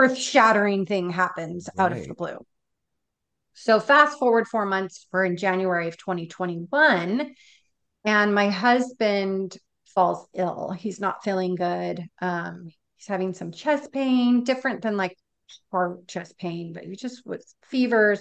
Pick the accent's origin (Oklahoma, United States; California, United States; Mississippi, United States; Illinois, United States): California, United States; Southern; moved away as an adult; now in Florida, United States; we're originally from Southern California, and we'd moved to Florida in December of 2019